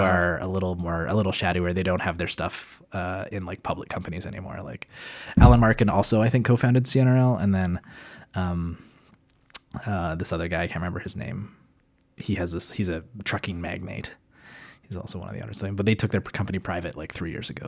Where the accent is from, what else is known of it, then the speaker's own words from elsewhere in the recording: Calgary, Alberta, Canada; moved away as an adult; now in Edmonton, Canada; I'm actually from Calgary uh, originally. I know, i I know I, but I, I, moved up to Edmonton nine years ago